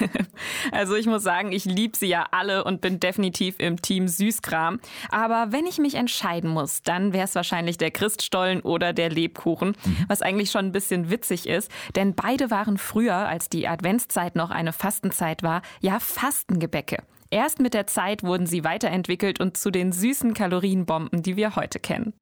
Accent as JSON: {"language": "German", "region": "Swabia", "country": "Germany", "said": "hier bei uns im Schwabenland"}